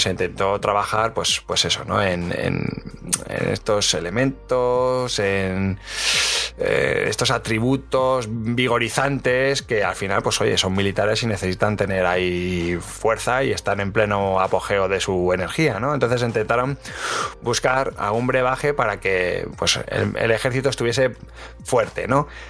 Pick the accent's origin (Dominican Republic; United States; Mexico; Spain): Spain; Madrid, Community of Madrid; a mí como madrileño